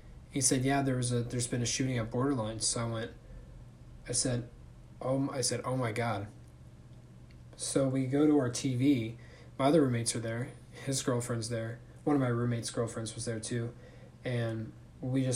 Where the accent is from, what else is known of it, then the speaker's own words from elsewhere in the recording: Thousand Oaks, California, United States; my hometown of Thousand Oaks, California